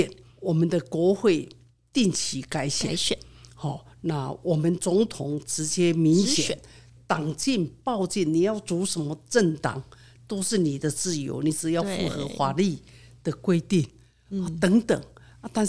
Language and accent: Chinese; Yilan, Yilan County, Taiwan; 我的故乡在宜兰，宜兰